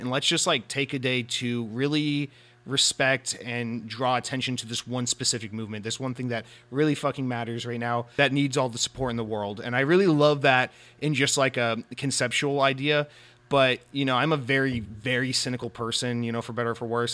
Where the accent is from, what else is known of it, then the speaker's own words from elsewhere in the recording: Atlanta, Georgia, United States; moved away; I, uh, I'm, I lived almost my entire life in, in Atlanta, Georgia, or just outside of Atlanta, Georgia